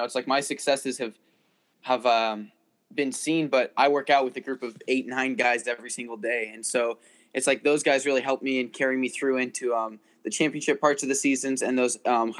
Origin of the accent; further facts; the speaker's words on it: Oregon, United States; I started out in a super small town, 2A of Oregon. And so, yeah, just Oregon's been my home state since.